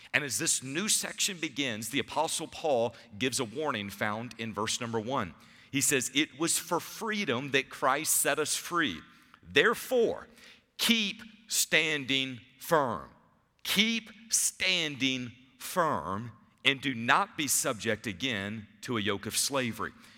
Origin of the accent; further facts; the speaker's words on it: Savannah, Georgia, United States; I grew up in Savannah